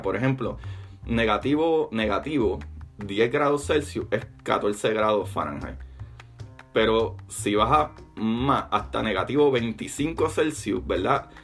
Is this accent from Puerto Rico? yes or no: yes; Puerto Rico; me crié en mi, cultura en Puerto Rico